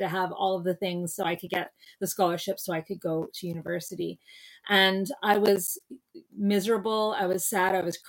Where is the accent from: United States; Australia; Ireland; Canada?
Canada; Kingston, Ontario; also born or lived in Montreal / London; But I am from Kingston, Ontario, and I've lived all over the place. I went to school in Montreal at McGill, and then I went to school in London, England, which was a wild ride.